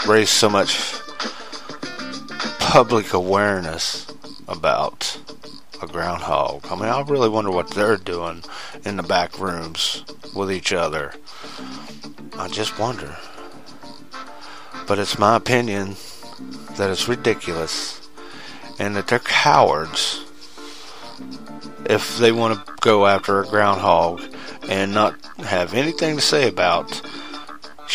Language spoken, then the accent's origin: English; West Virginia, United States; me as an American, me as a true red-blooded, a green-loving West Virginia Guyandotte